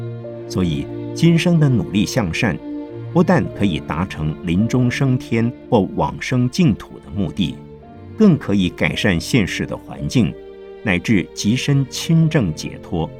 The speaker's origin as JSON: {"language": "Chinese", "town": "Nantong", "region": "Jiangsu", "country": "China", "tie": "born there", "said": "我的出生地是在江苏南通狼山前面的小娘港附近，据说我的祖先是从长江三角洲的崇明岛上。搬到南通去的"}